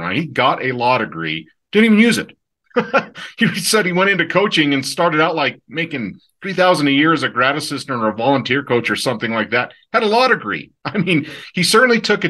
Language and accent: English; Montana, United States; moved away as an adult; also born or lived in Wyoming; I grew up in Montana